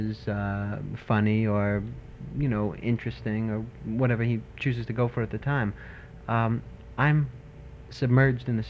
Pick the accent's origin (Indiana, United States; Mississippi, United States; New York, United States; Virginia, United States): New York, United States; New York City; I am from Brooklyn.